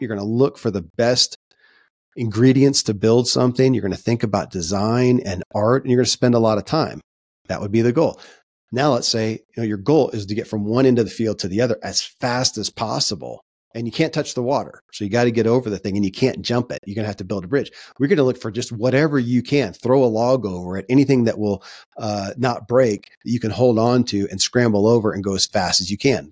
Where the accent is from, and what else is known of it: Kentucky, United States; born or raised there